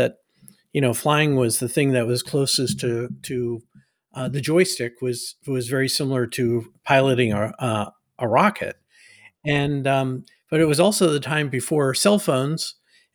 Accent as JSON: {"language": "English", "town": "Nassau Bay", "region": "Texas", "country": "United States", "tie": "born or raised there", "said": "And so we had a little house that in Nassau Bay."}